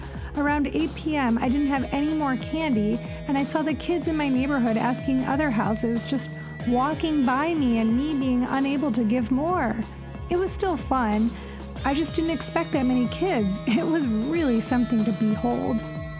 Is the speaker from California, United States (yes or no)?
no; Elyria, Ohio, United States; When I was growing up in Elyria, Ohio